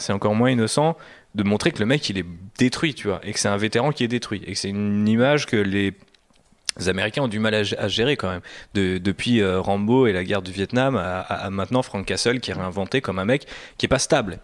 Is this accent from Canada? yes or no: no; France; en tant que Français